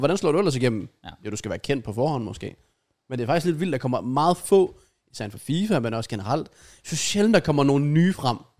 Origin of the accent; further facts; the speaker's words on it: Denmark; som dansker